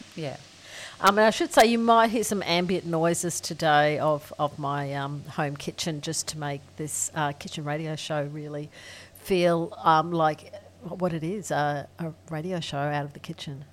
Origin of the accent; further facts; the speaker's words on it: Ingham, Queensland, Australia; now in Alice Springs, Australia; I grew up in rural Queensland